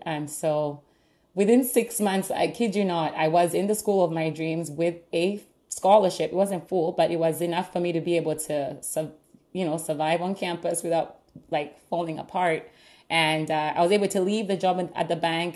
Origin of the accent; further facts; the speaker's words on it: Uganda; now in Pittsburgh, United States; I'm originally from Uganda. I grew up all my life in Uganda.